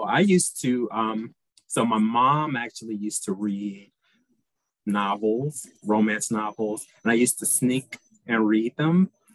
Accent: Detroit, Michigan, United States; now in San Francisco, United States; I'm originally from Detroit, Michigan

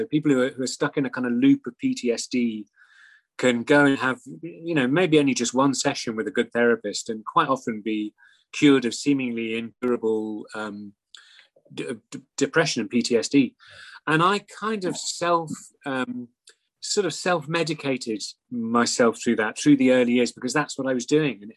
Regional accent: Scotland, United Kingdom; I'm Scottish

